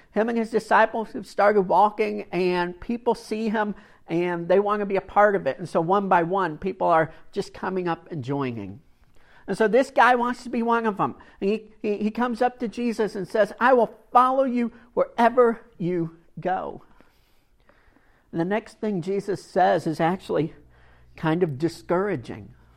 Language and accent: English; Kentucky, United States; I grew up in Kentucky